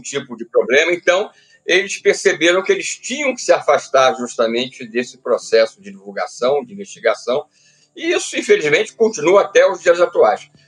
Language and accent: Portuguese; Petrópolis, Rio de Janeiro, Brazil; Eu sou natural do Rio de Janeiro, da cidade, da capital do estado, e aos seis anos de idade eu mudei para a cidade de Petrópolis